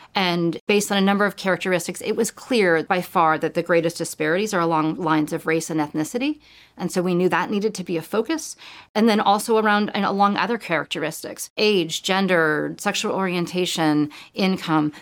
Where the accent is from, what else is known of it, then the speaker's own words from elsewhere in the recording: California, United States; moved away as an adult; now in Connecticut, United States; I grew up in California